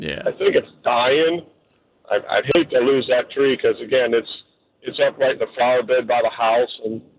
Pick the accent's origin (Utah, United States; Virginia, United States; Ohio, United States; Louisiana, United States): Ohio, United States; moved away; I'm from Ohio originally